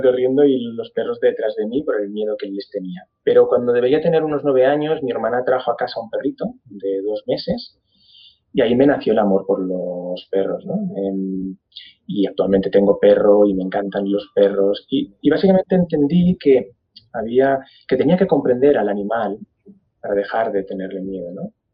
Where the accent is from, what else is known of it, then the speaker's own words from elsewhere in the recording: Barcelona, Catalonia, Spain; yo soy de Barcelona, nací en Barcelona, crecí en Barcelona